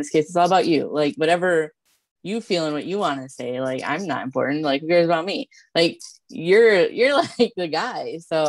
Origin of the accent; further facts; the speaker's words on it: Omaha, Nebraska, United States; I'm from Omaha, Nebraska.